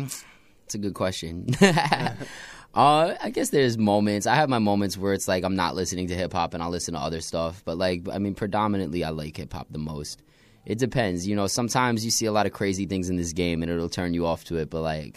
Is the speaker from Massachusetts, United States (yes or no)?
no; New York City, New York, United States; also born or lived in Brooklyn / Long Island; Born in Queens. That's right. Raised between Brooklyn, Long Island, all over the place.